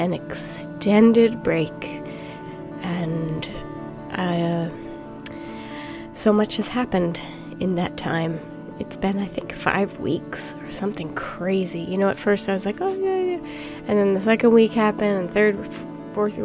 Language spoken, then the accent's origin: English; United States; moved away; as an American who does not live in America